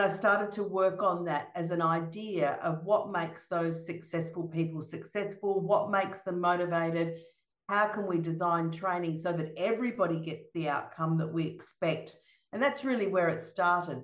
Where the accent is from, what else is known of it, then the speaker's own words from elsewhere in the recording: Melbourne, Victoria, Australia; I'm from Melbourne in Australia, and even though I'm in Australia